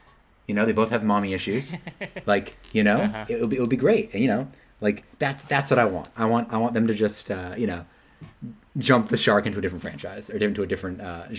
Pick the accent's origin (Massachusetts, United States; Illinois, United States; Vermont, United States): Vermont, United States; also born or lived in South Korea; I would say I'm from Vermont